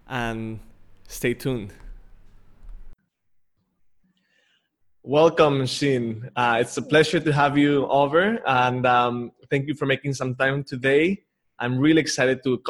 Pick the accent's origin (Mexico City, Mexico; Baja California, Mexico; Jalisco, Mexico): Mexico City, Mexico; moved away; also born or lived in Palawan; I'm from Mexico City originally